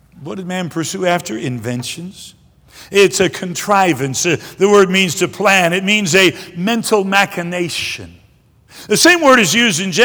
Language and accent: English; Detroit, Michigan, United States; also born or lived in Greenville, South Carolina; We left when I was about 2 years old, and I grew up most of my life in Michigan. Moved to Detroit when I was in the middle of the first grade